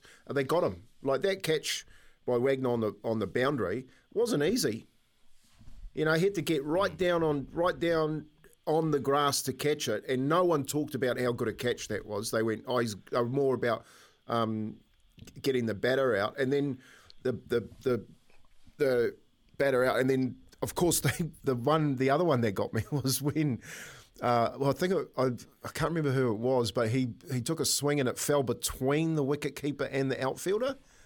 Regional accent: New Zealand; being Kiwi

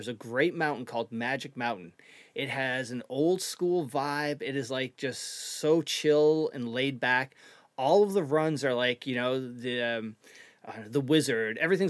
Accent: Canada; now in United States; But originally I'm from Canada, eastern Canada.

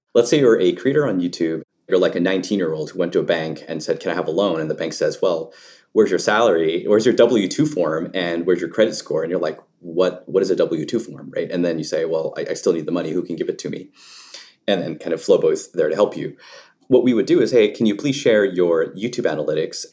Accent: Canada; I grew up in Canada, um, in rural parts

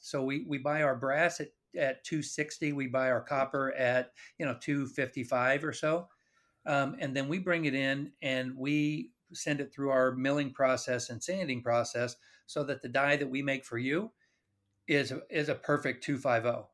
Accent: Kansas City, United States; also born or lived in Phoenix, Arizona; I was born and raised in Kansas City

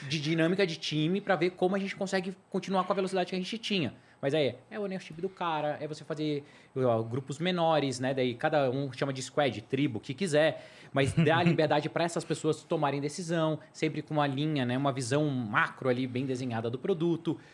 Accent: Brazil; a gente é brasileiro

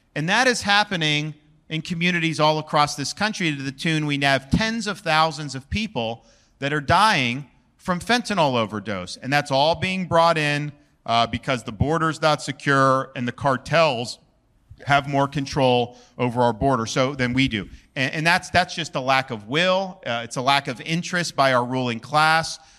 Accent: Florida, United States; I was born and raised in Florida

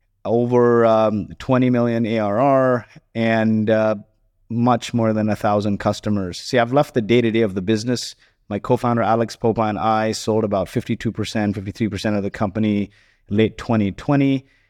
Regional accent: Kuwait; And so growing up in Kuwait was interesting. My mom never worked. She chose to stay home and look after us. And, you know, very lower middle class family. Summers were spent in the slums of Mumbai.

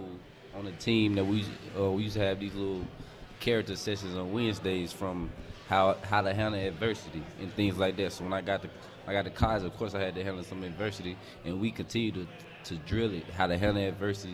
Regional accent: Mississippi, United States; moved away; I'm from Mississippi.

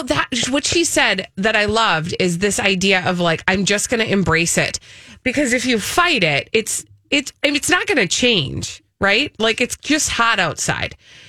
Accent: Minnesota, United States; I'm from Minnesota.

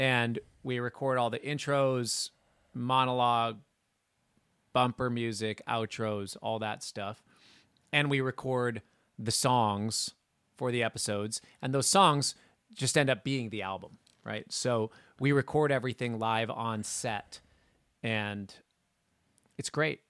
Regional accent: Minnesota, United States; I grew up in Minnesota

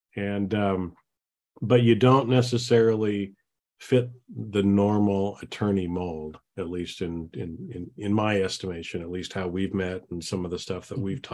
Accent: Boise, Idaho, United States; I grew up in the in the Boise, Idaho area.

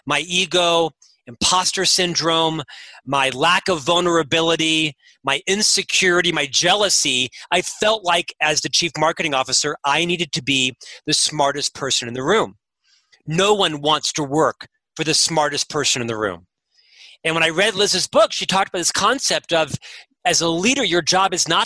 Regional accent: Florida, United States; now in Utah, United States; I'm from Florida, and a little bit of swagger, right? Kind of the East Coast mentality and such. And when I moved to Utah

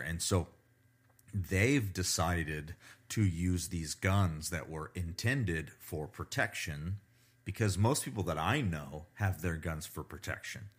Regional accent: United States; I'm an American

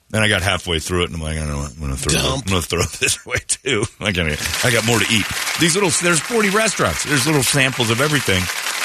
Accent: Mesa, Arizona, United States; Well, I'm from Mesa.

